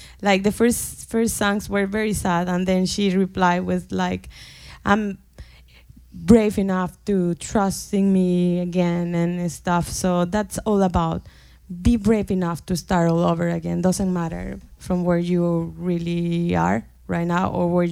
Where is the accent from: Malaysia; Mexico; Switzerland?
Mexico; She's from my hometown